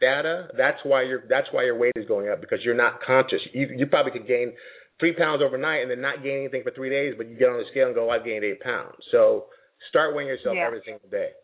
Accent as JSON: {"language": "English", "country": "Jamaica", "tie": "born or raised there", "said": "I grew up in Jamaica since I was nine years old"}